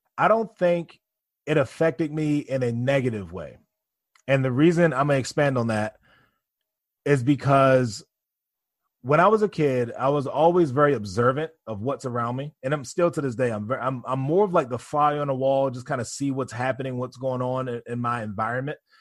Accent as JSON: {"language": "English", "town": "Baltimore", "region": "Maryland", "country": "United States", "tie": "born or raised there", "moved": "yes", "lives_now": "New York, United States", "said": "I grew up in Baltimore, Maryland, in a single parent household."}